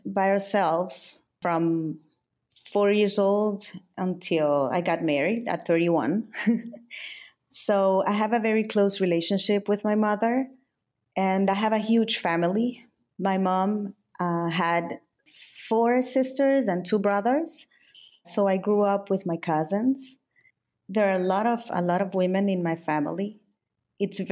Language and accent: English; El Salvador; also born or lived in Milan; I'm from El Salvador. I live in San Salvador, the capital city.